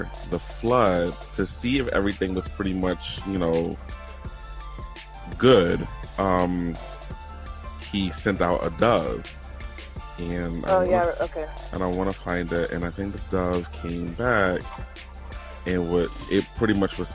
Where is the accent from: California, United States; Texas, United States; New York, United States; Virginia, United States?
Virginia, United States; now in Connecticut, United States; growing up in Virginia, my grandfather being here would always say like he would listen to the 880 news.